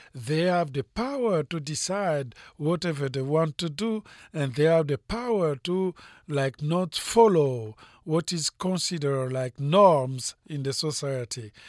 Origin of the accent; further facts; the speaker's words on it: Republic of the Congo; English is a second language; moved away as an adult; also born or lived in France / United States; now in Los Angeles, United States; I was born in Africa, in Congo-Brazzaville, uh, speaking French of Edo. I, uh, went to school of Edo, and then I went to France